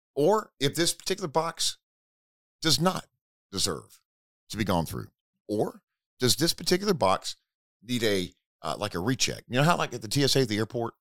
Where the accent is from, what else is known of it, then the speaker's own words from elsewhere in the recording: Hickory, North Carolina, United States; I traveled to Hickory, North Carolina. That is my hometown, about sixty miles southwest of Charlotte.